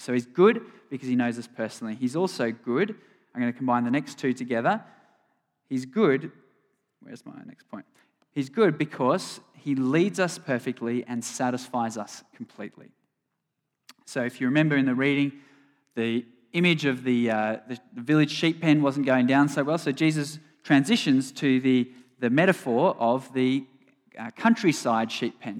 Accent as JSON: {"language": "English", "town": "Sydney", "region": "New South Wales", "country": "Australia", "tie": "born or raised there", "said": "John and I grew up on the North Shore"}